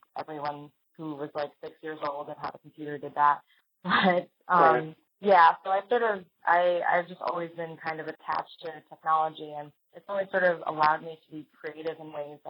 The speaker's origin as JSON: {"language": "English", "town": "New York City", "region": "New York", "country": "United States", "tie": "born or raised there", "said": "I was born in the Bronx, New York"}